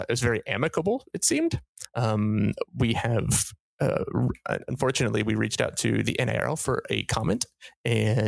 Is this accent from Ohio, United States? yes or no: yes; Ohio, United States; I'm from Ohio